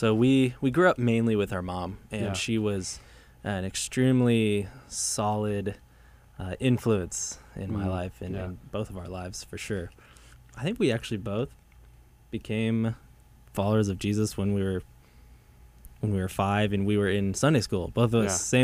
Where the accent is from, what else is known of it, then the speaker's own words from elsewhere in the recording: Arvada, Colorado, United States; We grew up in Arvada, Colorado. This is a suburb of Denver